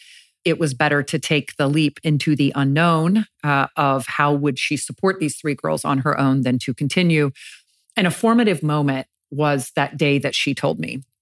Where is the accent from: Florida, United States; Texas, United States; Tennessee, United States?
Florida, United States; Jacksonville; I grew up in Jacksonville, Florida.